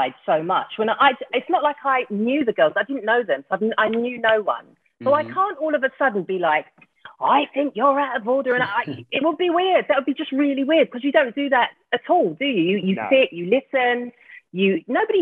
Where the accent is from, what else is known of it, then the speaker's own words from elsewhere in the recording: London, United Kingdom; moved away as an adult; also born or lived in Surrey; now in Cheshire, United Kingdom; I'm from South London